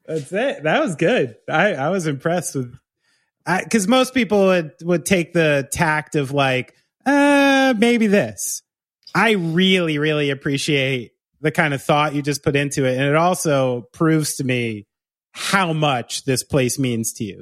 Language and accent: English; Somerville, New Jersey, United States; also born or lived in Bridgewater, New Jersey / New Brunswick, New Jersey; I grew up in Somerville